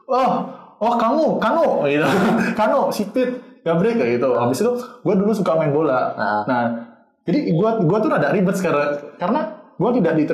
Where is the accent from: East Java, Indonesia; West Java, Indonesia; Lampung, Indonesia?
East Java, Indonesia; Surabaya; kita uh, eh, se uh, sebagai orang Surabaya gitu hmm. ngomong bahasa Jawa.